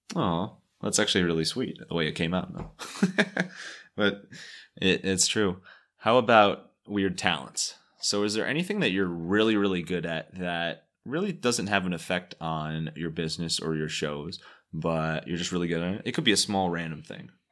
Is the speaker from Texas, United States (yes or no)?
no; Cleveland, Ohio, United States; I was from Cleveland